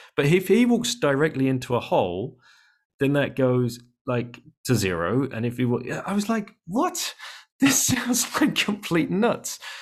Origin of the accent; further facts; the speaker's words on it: United Kingdom; we're British.